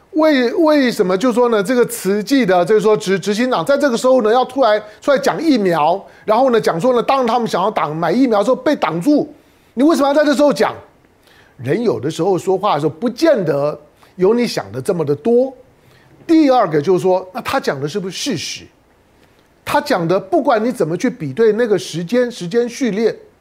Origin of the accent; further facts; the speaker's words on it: Taiwan; 我们生活在台湾，身为台湾人，我当然希望台湾有救啊